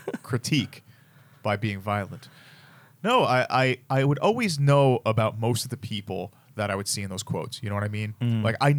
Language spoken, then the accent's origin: English; New York City, New York, United States; we grew up in New York City. And it's a very, very liberal place.